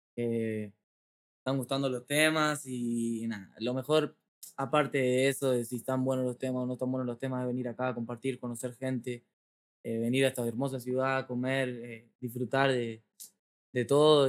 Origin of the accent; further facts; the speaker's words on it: Argentina; estoy en México, vengo de Argentina, de mi barrio